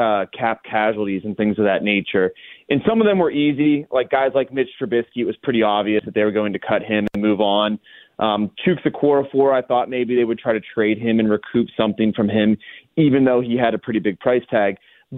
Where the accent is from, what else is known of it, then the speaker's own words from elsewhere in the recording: Pittsburgh, Pennsylvania, United States; now that I've been in Pittsburgh, working in my hometown for 5 years